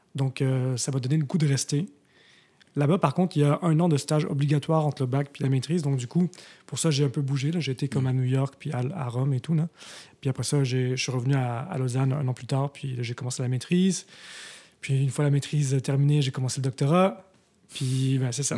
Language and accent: French; Montreal, Quebec, Canada; moved away as an adult; also born or lived in Tokyo, Japan / Switzerland; now in Montreal, Canada; je ne suis pas né à Montréal. Je suis né à Tokyo, mais. Euh, comment dire? J'ai grandi à Montréal jusqu'à l'âge